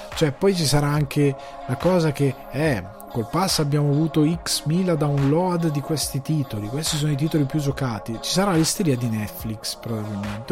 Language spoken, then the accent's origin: Italian; Italy; noi siamo anche europei, siamo anche italiani